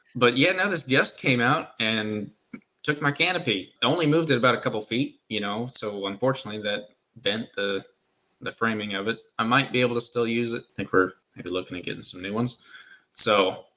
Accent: United States; we're American

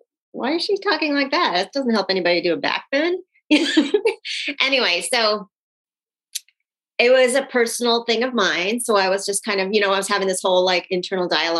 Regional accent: Phoenix, Arizona, United States; born or raised there; also born or lived in Sri Lanka

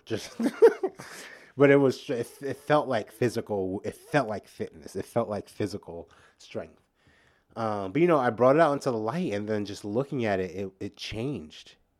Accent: New York, United States; I'm from New York

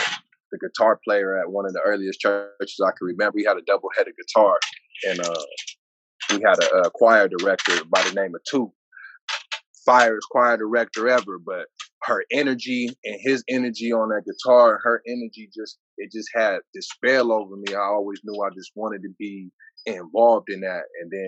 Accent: San Diego, California, United States; also born or lived in Brockton, Massachusetts; I'm from Southeast San Diego, man. I spent a little bit of time on the East Coast, man, but I'm bred right here in these grounds, man. In San Diego, it's in the blood.

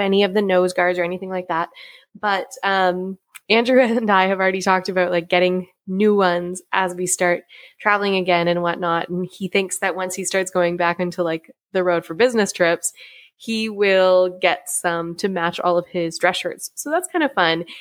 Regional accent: Canada; I want to do my best as a Canadian

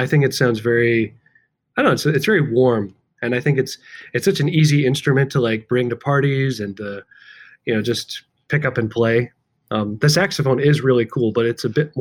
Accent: Chicago, Illinois, United States; I'm from Chicago

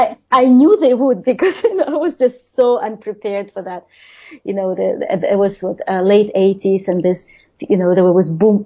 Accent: Russia; English is a second language; moved away; there were very, very few Russian immigrants at the time, and people were very surprised to hear that I am from Soviet Union or that I'm Russian

